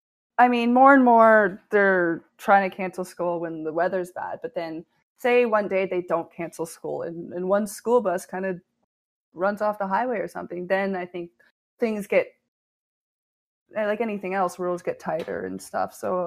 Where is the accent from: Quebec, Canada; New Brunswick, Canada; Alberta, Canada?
New Brunswick, Canada; now in Toronto, Canada; moved from New Brunswick and Ontario being so big